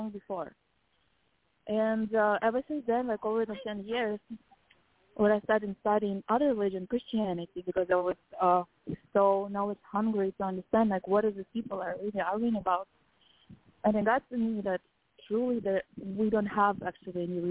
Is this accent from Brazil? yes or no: no; Kazakhstan; moved away; I was raised in Kazakhstan